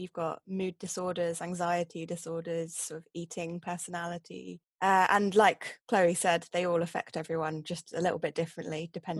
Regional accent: Milton Keynes, South East England, United Kingdom; I'm from Milton Keynes and I lived there all my life.

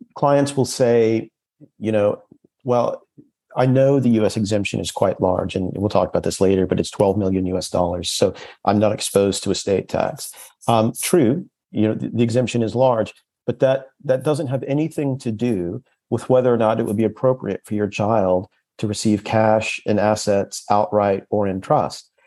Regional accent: United States; accent: very American; moved away as an adult; now in London, United Kingdom; 15 years in London. And for all that time, I still haven't lost my very American accent

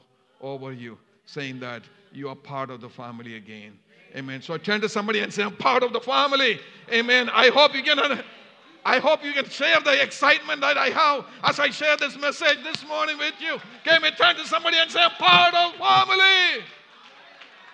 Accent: Kerala, India; moved away; I'm from India, and we are called the Syrian Christians in India.

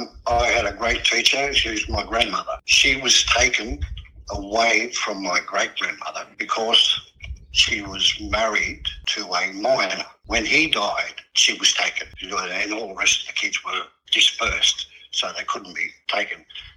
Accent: Surry Hills, New South Wales, Australia; So that's one of the ways how we grew up in Surry Hills.

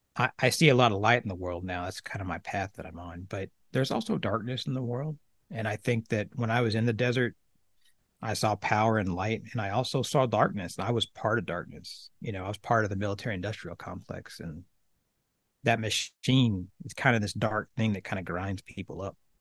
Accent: Oklahoma, United States; moved away as an adult; I grew up in Oklahoma, a little small town in the middle of the state, uh, about eight thousand people.

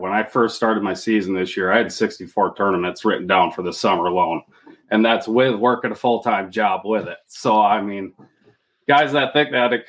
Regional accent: West Michigan, United States; I'm from West Michigan.

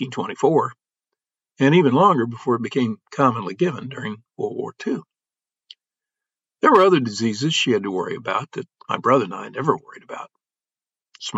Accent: Illinois farm country, United States; Growing up in Illinois farm country, I learned a language that city folk are often mystified

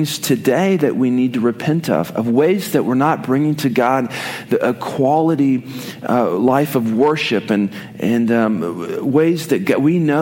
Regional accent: Oklahoma, United States; I did not grow up in Texas. I grew up in Oklahoma

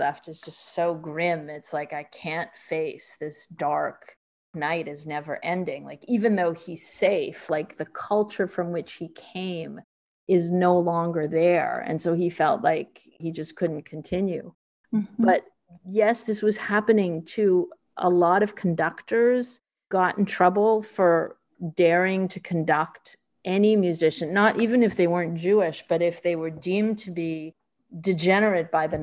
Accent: Canada; moved away; also born or lived in Rio de Janeiro, Brazil; I come from Canada, and my first job was at the Globe

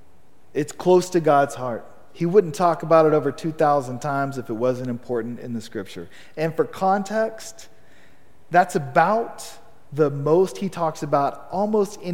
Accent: Amarillo, Texas, United States; I was born here in Amarillo. I'm Texas born and bred

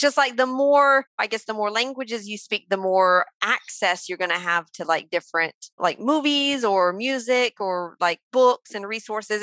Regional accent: Mississippi, United States; moved away as an adult; now in France; I'm from Mississippi, which is like the poorest, most most rural state in the US.

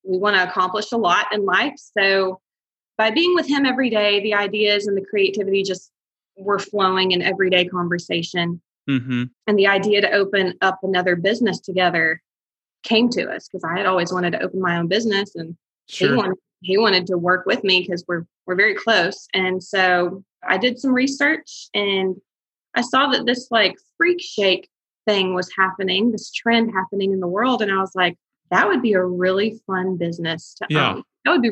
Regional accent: Huntsville, Alabama, United States; I'm actually from Huntsville

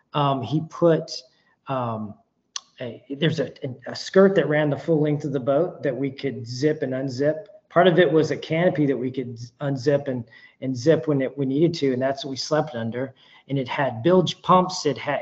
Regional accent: the South, United States; So I'm from the South, obviously, and our rivers are a lot different than what these guys are used to.

